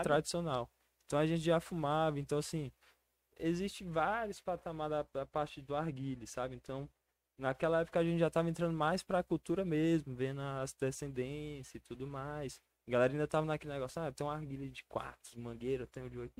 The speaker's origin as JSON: {"language": "Portuguese", "town": "Brasília", "region": "Federal District", "country": "Brazil", "tie": "born or raised there", "also_born_or_lived": "Recanto das Emas / Ceilândia", "said": "Nasci em Brasília, vivo lá até hoje"}